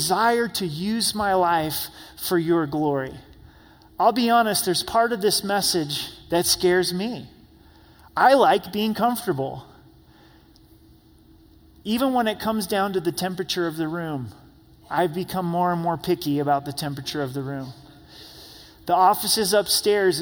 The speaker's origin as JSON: {"language": "English", "country": "United States", "said": "as American Christians"}